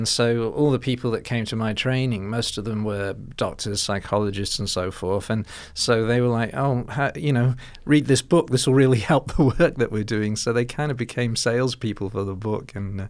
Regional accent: Liverpool, North West England, United Kingdom; now in Melbourne, Australia; So but when I go back, I'm from Liverpool originally.

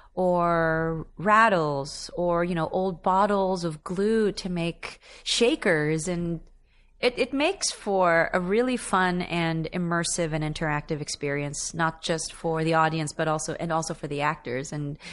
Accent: Philippines; I mean, I come from an island nation. I come from the Philippines.

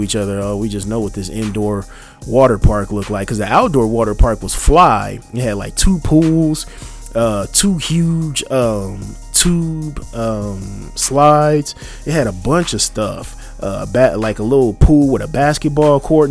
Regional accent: United States; I am an American

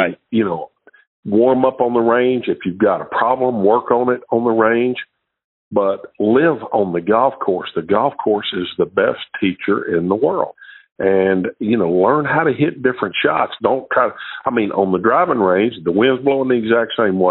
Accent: Shreveport, Louisiana, United States; I was from Shreveport, Louisiana.

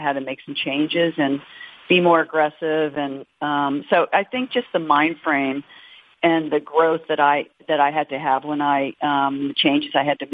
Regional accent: United States; I'm an American

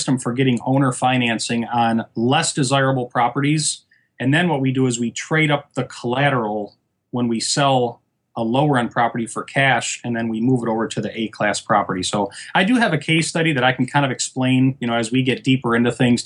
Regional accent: Michigan, United States; moved away as an adult; now in Fort Lauderdale, United States; I'm originally from Michigan.

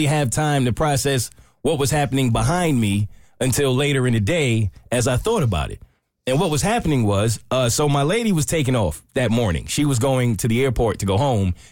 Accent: New York, United States; moved away; I'm from New York. We don't just have deers run up on us.

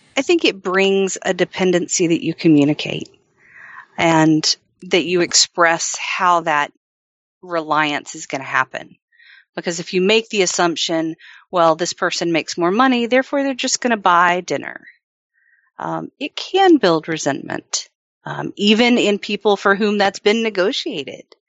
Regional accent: the South, United States; I grew up in the South

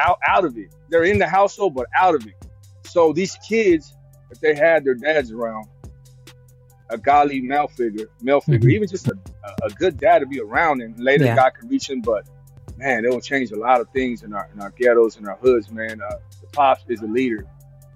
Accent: West Coast, United States; I'm from the West Coast

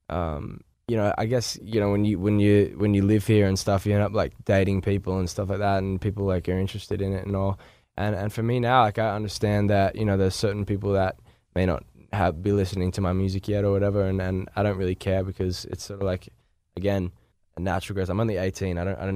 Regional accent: Australia; now in Los Angeles, United States; Yes, I am from Australia.

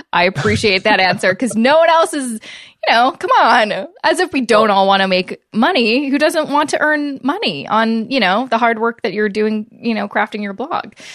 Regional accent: Vancouver, British Columbia, Canada; moved away; I will be in Vancouver, obviously, for uh, you know that's where I'm from. It's where my hometown is

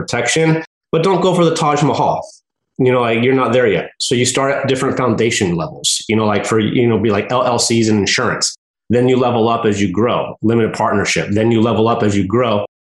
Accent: United States; now in Oregon, United States; I'm from the mountains. I'm from Lake Tahoe. So we get lots of snow. You know, I live in Oregon now

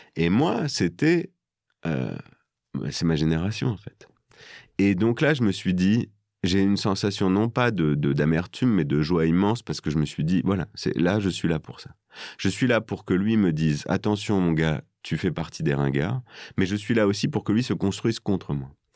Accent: northern France, France; moved away as an adult; now in Paris, France; là d'où je viens, dans le nord

